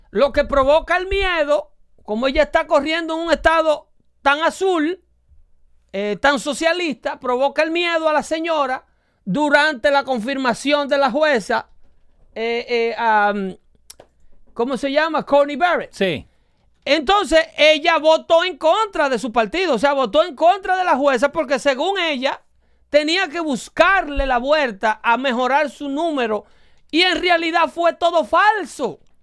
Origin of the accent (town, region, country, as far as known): Dominican Republic; now in United States